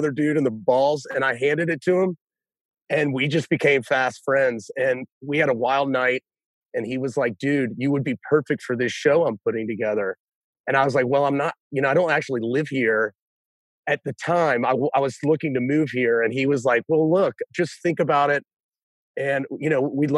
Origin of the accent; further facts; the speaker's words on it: Hilton Head Island, South Carolina, United States; now in Charleston, United States; I'm from Hilton Head Island, which is 2 hours south of here. And it's like this beautiful, like, little golf course laden resort town. And my mom would like open up the back door in the summertime and I'd ride my bike